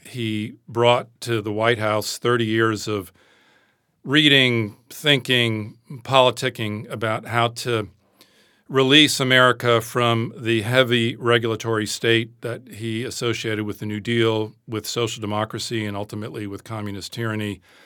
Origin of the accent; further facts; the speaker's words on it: United States; accent: American; moved away as an adult; also born or lived in Britain; now in United Kingdom; I am an American